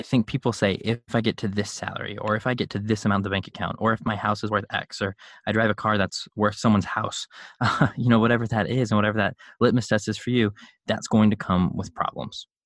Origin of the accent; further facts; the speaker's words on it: Chicago, Illinois, United States; I grew up in Chicago